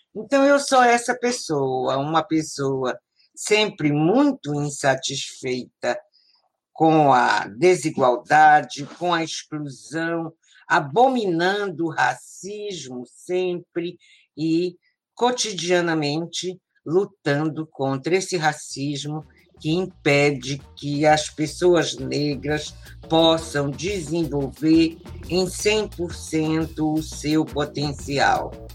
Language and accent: Portuguese; Belém, Pará, Brazil; also born or lived in Marajó; Eu cheguei a Belém com a minha família, eu tinha um ano e meio. E aqui eu vivo, aqui eu estou. Então, Belém é o lugar que eu me criei, né, num bairro de periferia, lá, a Sacramenta